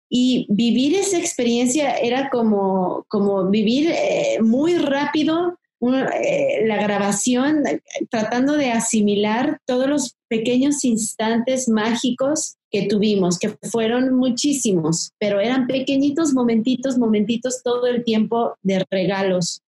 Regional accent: Mexico; tenemos como mexicanos y, y, de la cotidianidad también del, del ser mexicano

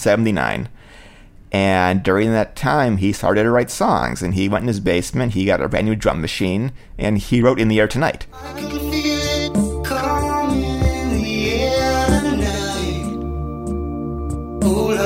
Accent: Cleveland, Ohio, United States; And they were in Cleveland, Ohio, my hometown

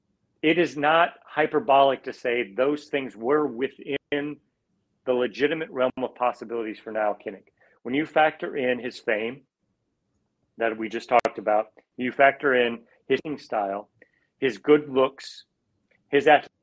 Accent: Iowa, United States; I like you, had those bullet points growing up in Iowa.

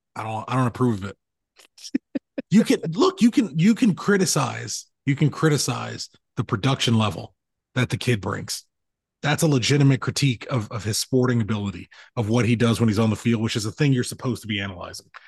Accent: Los Angeles, California, United States; moved away; growing up in Los Angeles

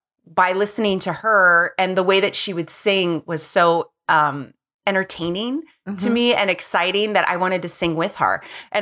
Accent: California, United States; Yeah, I grew up in California, in Southern California.

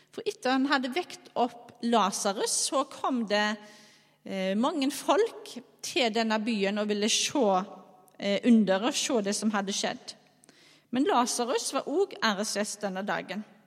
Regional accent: Skjold, Rogaland, Norway; now in Bømlo, Norway; jeg er altså ifra Skjold. Eh, bor på Bømlo.

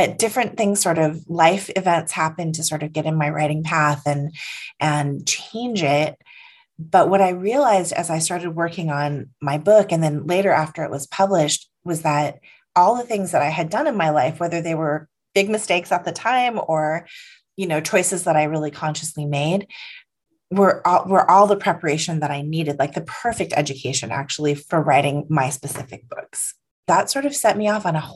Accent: San Francisco, California, United States; I was born in San Francisco

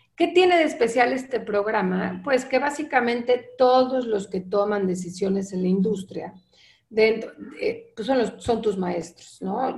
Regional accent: Mexico; also born or lived in Mexico City / Lausanne, Switzerland; soy mexicana

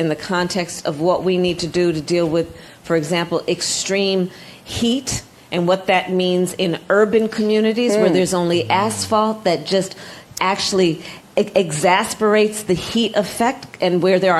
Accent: California, United States; my home state of California

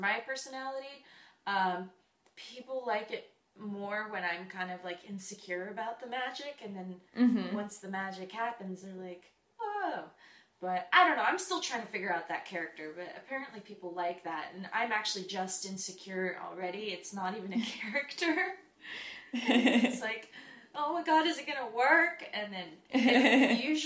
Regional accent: Orange County, California, United States; moved away as an adult; now in Los Angeles, United States; I'm from Orange County, 15-minute drive away from Disneyland

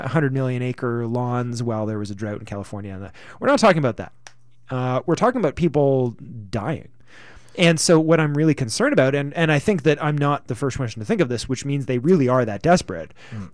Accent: Canada; We're Canadians

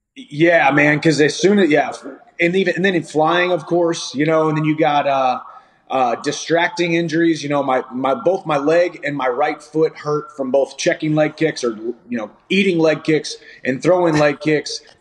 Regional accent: Missouri, United States; my hometown Missouri girls

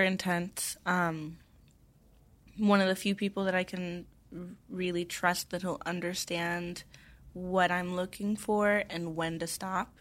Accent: Tennessee, United States; I grew up in Tennessee

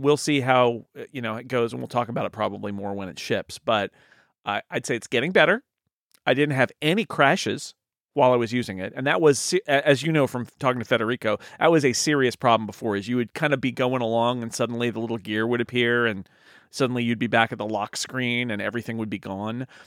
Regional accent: United States; I'm an American

